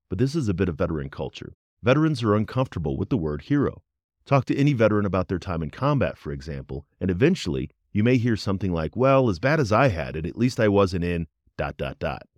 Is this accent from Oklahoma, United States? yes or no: no; Colorado Springs, Colorado, United States; We're both from Colorado Springs